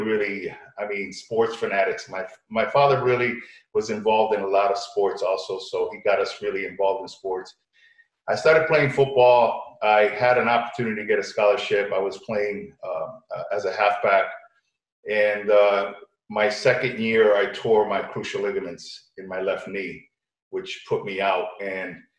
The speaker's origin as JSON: {"language": "English", "town": "Berlin", "region": "Connecticut", "country": "United States", "tie": "born or raised there", "also_born_or_lived": "New Britain, Connecticut / New York", "said": "I was raised in Connecticut. New Britain, Connecticut was where we were raised"}